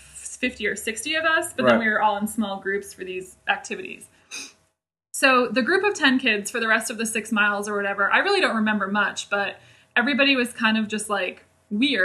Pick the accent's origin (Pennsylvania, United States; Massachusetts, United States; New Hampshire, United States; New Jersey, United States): New Hampshire, United States; Salem; moved away as an adult; now in New York City, United States; as soon as we got back to Salem, my hometown